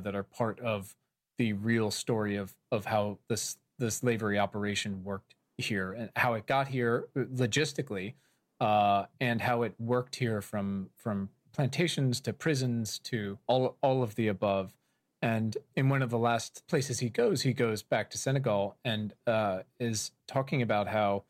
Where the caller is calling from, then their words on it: Williamsburg, Virginia, United States; I'm calling you from Colonial Williamsburg, Virginia